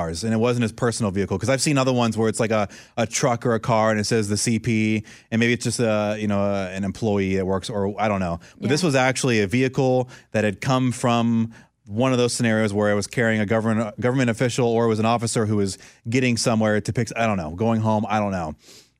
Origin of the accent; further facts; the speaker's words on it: Orlando, Florida, United States; I hate to say it because it's my hometown, I'm not trying to sound like a homer, Orlando, Florida